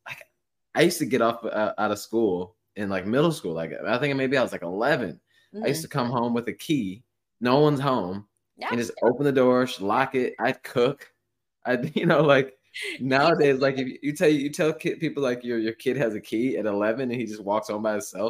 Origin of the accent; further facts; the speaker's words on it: Midwest, United States; I feel like Midwest, I mean, just because I was raised in the Midwest, so I guess we're both kind of biased here